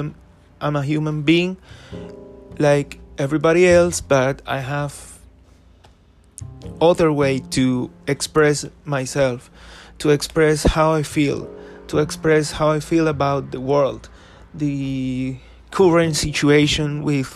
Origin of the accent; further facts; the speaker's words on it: Ocaña, Norte de Santander, Colombia; my grandma's house in Ocaña, which is my hometown here in Colombia.